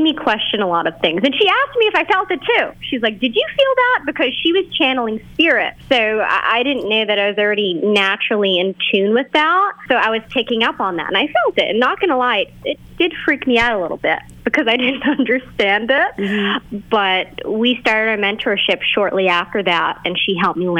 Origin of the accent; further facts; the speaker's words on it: Boston, Massachusetts, United States; I'm from Boston, Massachusetts